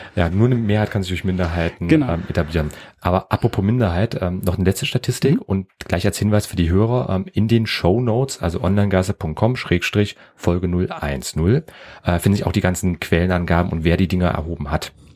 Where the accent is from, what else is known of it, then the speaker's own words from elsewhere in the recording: Germany; accent: German (in English); ich hab einen grauenvollen deutschen Akzent gehabt